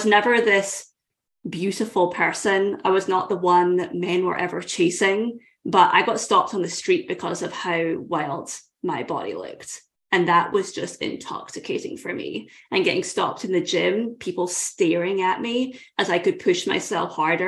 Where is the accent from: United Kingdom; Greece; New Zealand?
United Kingdom; Scotland; I grew up in Scotland